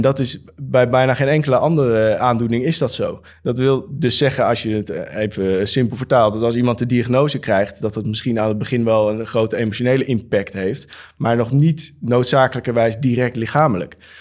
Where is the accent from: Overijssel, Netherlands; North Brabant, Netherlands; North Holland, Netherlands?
North Holland, Netherlands; Amsterdam; Ik kom uit Amsterdam en we zitten nu in Rotterdam